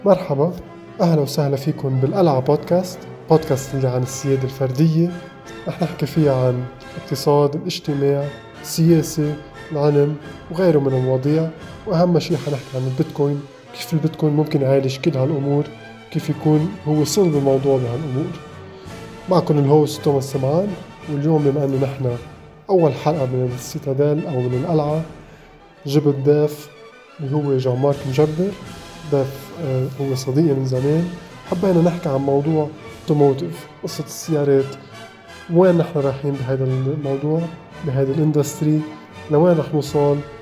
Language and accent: Arabic; Lebanon; نحن كلبنانية